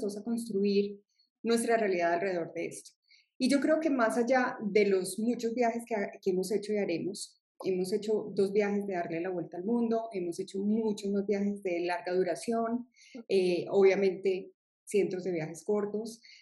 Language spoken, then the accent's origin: Spanish; Medellín, Antioquia, Colombia; soy de Colombia, de una región de Colombia que es Medellín